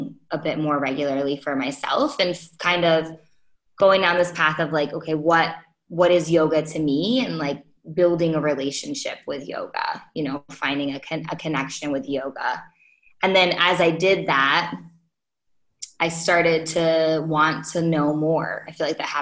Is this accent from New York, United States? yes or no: yes; Rochester, New York, United States; moved away as an adult; I'm from Rochester